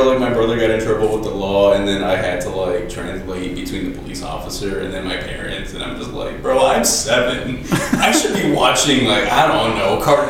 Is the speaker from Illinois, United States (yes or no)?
yes; Chicago, Illinois, United States; So I lived a long time in Belmont Cragin, up until, I want to say, like, my first year of college.